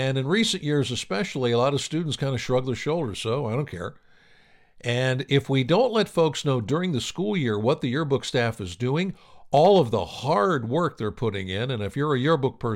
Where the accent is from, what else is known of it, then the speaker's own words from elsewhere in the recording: Pennsylvania, United States; I'm from Pennsylvania myself